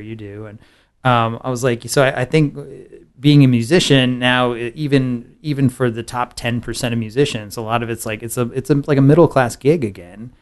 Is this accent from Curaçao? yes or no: no; San Antonio, Texas, United States; I grew up in San Antonio